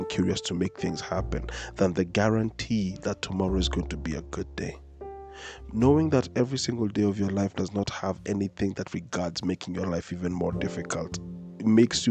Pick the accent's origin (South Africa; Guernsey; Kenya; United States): Kenya; a person who's been born and raised in Kenya